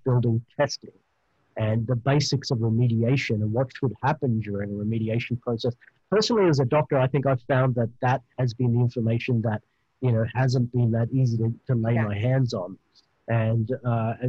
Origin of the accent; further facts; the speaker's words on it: Australia; accent: Australian; my beautiful Australian accent